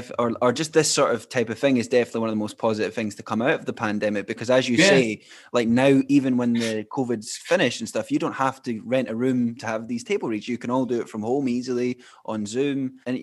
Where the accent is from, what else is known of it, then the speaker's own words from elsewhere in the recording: Fife, Scotland, United Kingdom; now in Edinburgh, United Kingdom; I'm from Fife. I'm in Edinburgh at the moment.